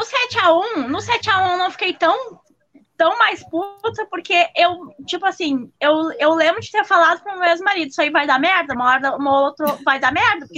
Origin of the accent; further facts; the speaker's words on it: Rio Grande do Sul, Brazil; eu, antes de tudo, sou gaúcha, não sou brasileira.